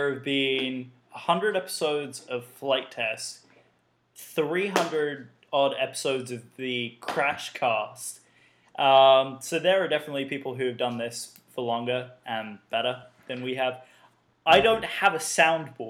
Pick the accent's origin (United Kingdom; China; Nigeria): United Kingdom; I am the only Brit here